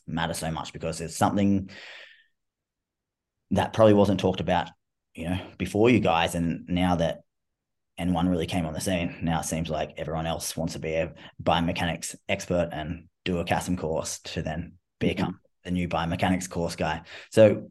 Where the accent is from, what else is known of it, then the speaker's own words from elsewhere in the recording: Australia; I'm Australian. I talk in slang and stuff like that.